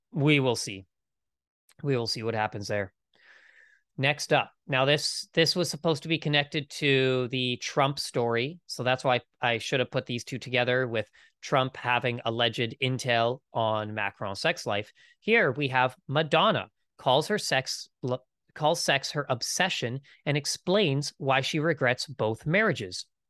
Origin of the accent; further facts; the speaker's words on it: Canada; I am Canadian